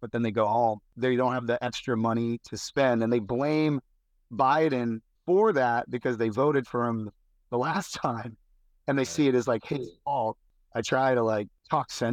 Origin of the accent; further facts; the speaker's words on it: Massachusetts, United States; now in Charleston, United States; I'm from Massachusetts, so pretty blue state, coming to a real red state